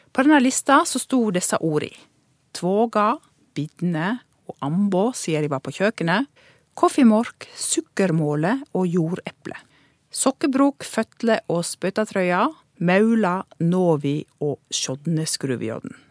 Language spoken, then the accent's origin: Norwegian; Ål, Buskerud, Norway; accent: Hallingdal dialect; now in Oslo, Norway; Jeg kommer fra Ål i Hallingdal, og jeg prater halling. For meg er dialekta mi viktig. Etter å ha bodd i Oslo i mange år, har jeg blitt enda mer glad i det særpreget språket mitt har.